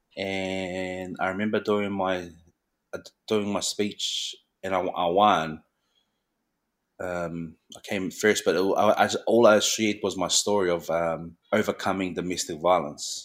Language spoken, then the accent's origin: English; Christchurch, Canterbury, New Zealand; also born or lived in Mangere, South Auckland; growing up in Christchurch, predominantly, it's predominantly Pakeha